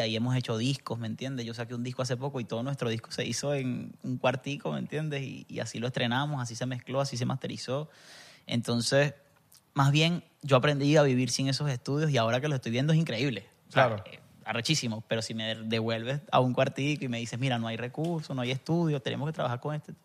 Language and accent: Spanish; Barinas, Venezuela; moved away; also born or lived in Zulia; Eh, como nací en el Zulia, pero crecí en Barinas.